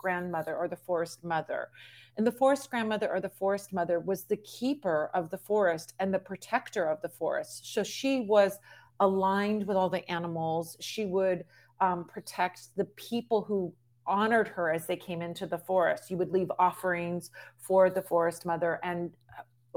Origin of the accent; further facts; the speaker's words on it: Southern California, United States; growing up in Southern California